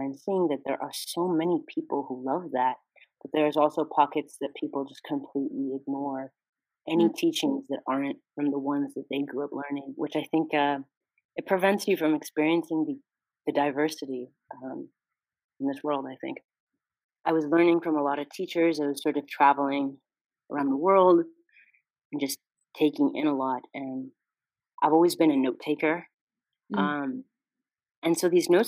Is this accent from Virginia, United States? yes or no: no; California, United States; I was born and raised in California